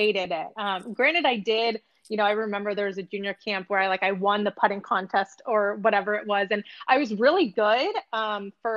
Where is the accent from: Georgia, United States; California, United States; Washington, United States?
California, United States; El Dorado Hills; where I grew up in El Dorado Hills, California